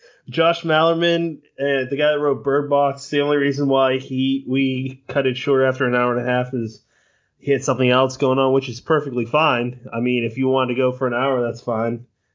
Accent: Ireland; We're both Irish from the same area. They named places that we grew up in.

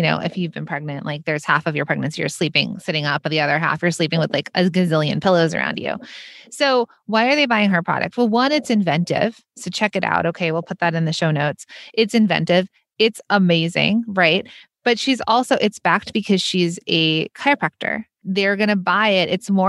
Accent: Los Angeles, California, United States; now in New York, United States; So I grew up in Los Angeles. I live in New York.

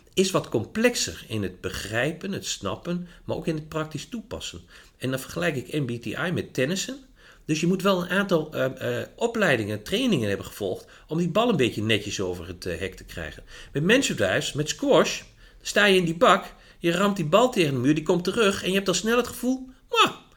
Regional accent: Achterhoek, Gelderland, Netherlands; moved away as an adult; now in Winterswijk, Netherlands; Ik kom eh, uit de Achterhoek.

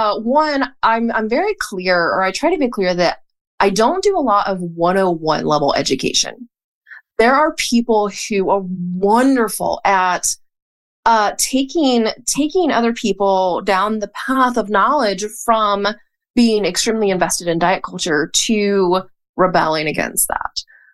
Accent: Hickory, North Carolina, United States; Hickory, North Carolina.

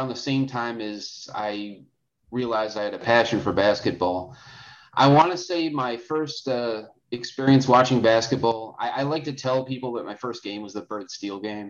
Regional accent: Clinton Township, Michigan, United States; also born or lived in Grosse Pointe, Michigan; I grew up in Clinton Township

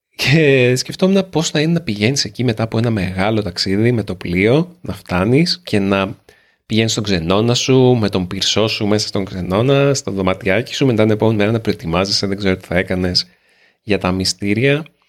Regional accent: Greece; Είμαι Έλληνας

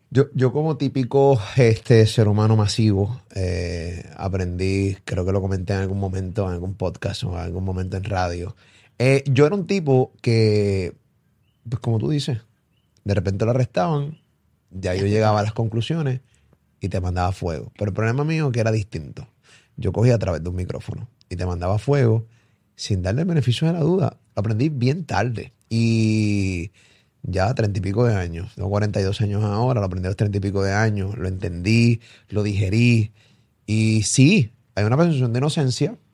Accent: Carolina, Puerto Rico; yo me crié en Rolling Hills

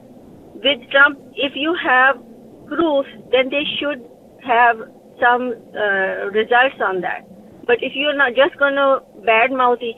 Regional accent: Pakistan; now in Westchester, United States; I'm originally from Pakistan

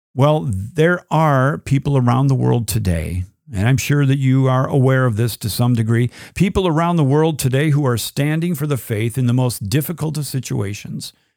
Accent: United States; as an American

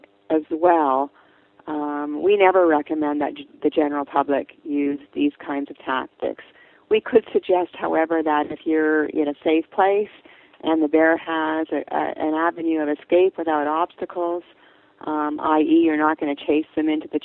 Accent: British Columbia, Canada; I'm from British Columbia

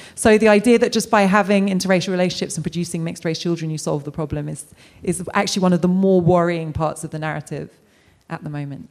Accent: United Kingdom; as a British person of colour

